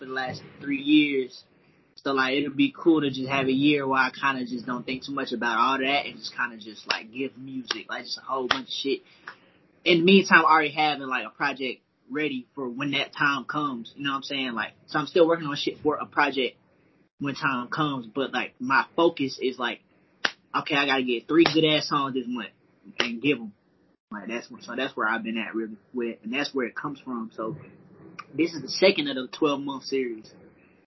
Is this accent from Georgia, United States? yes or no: yes; Ellenwood, Georgia, United States; now in Atlanta, United States; I currently reside in Atlanta, Georgia, but I'm from Ellenwood, Georgia, which is like 25 minutes south of the city. Clayton County